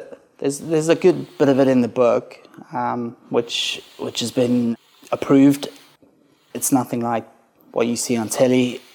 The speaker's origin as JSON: {"language": "English", "country": "South Africa", "tie": "born or raised there", "said": "but it starts with me growing up in South Africa, being quite a, I guess, quite a bad kid, not really knowing where he's supposed to be, and struggling through life."}